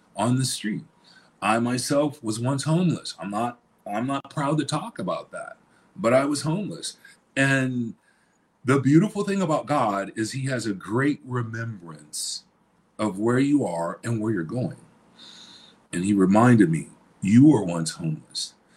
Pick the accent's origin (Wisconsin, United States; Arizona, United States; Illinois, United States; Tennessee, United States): Illinois, United States; moved away; born and raised in Illinois.